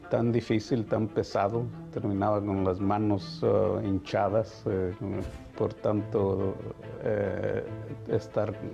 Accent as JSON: {"language": "Spanish", "country": "Mexico", "moved": "as an adult", "said": "somos muy necios en nosotros como mexicanos, en mi caso."}